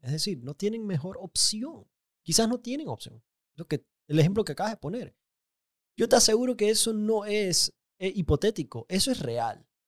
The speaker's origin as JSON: {"language": "Spanish", "country": "Panama", "said": "más panameño que nunca"}